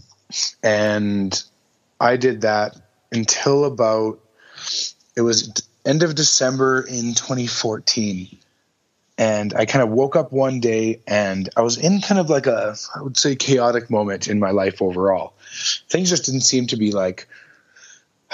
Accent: Calgary, Alberta, Canada; born and raised in Calgary, Alberta

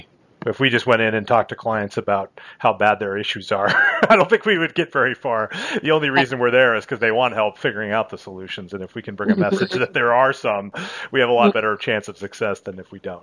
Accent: Montana, United States; moved away as an adult; also born or lived in Texas; I grew up in Montana, where I could go fishing out my front door and, you know, I was right in the mountains as a kid. And then I went to school in Texas

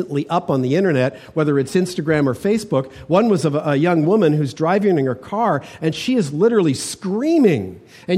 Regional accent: Toronto, Ontario, Canada; now in British Columbia, Canada; growing up in Toronto

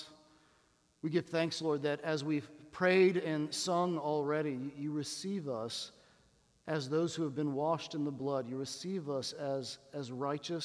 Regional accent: Washington, District of Columbia, United States; I come from Washington, D.C. We're a city of words

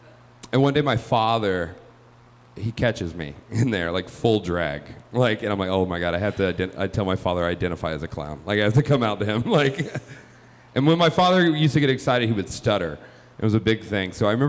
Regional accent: the South, United States; I am from the South. I moved here 4 years ago.

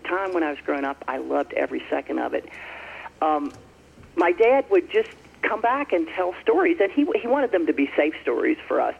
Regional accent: Franklin County, Southwest Virginia, United States; born or raised there; now in Wyoming, United States

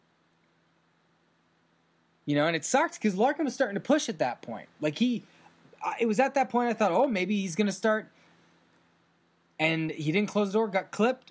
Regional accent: Canada; as a Canadian

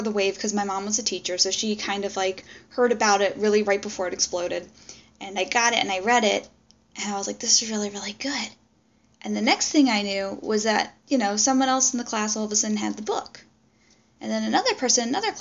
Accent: Maryland, United States; I'm originally from the Metro DC area, from the Maryland side

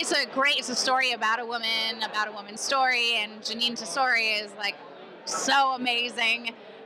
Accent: Camp Point, Illinois, United States; Camp Point, Illinois.

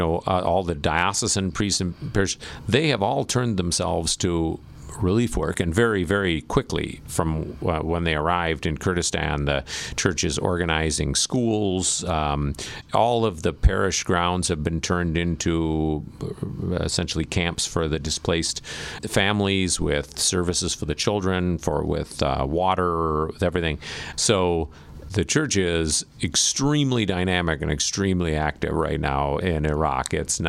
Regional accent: Minnesota, United States; I come from Minnesota, and people do this during blizzards.

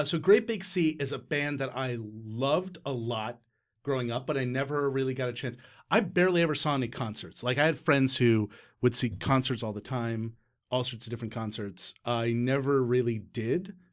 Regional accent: Newfoundland and Labrador, Canada; we're Newfoundlanders. We're Newfoundlanders.

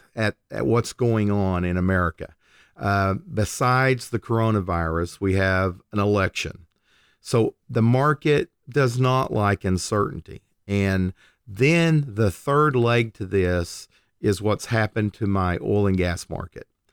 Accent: Oklahoma, United States; I'm born and raised in Oklahoma

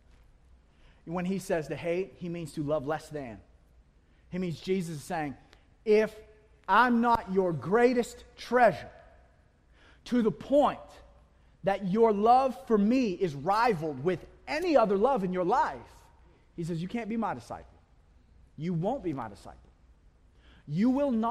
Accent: United States; We are American.

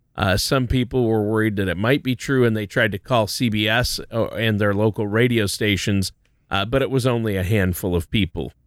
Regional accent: Minnesota, United States; I'm from Minnesota

